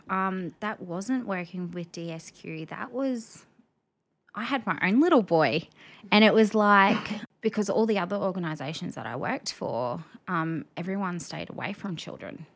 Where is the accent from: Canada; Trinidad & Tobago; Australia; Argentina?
Australia; Rockhampton, Queensland; now in Brisbane, Australia; I'm a Rocky born and bred girl.